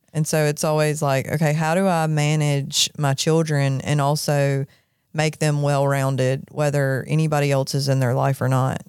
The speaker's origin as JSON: {"language": "English", "town": "Jackson", "region": "Mississippi", "country": "United States", "tie": "born or raised there", "said": "I grew up in Jackson. I grew up on the Pearl River"}